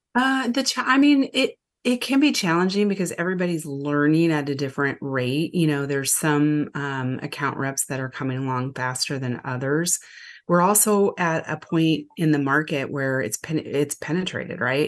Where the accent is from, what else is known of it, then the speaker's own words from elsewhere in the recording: Lincoln, Nebraska, United States; also born or lived in Omaha, Nebraska; I actually grew up down the road from Omaha and Lincoln, Nebraska, so I've been a mid, Midwest girl my whole life.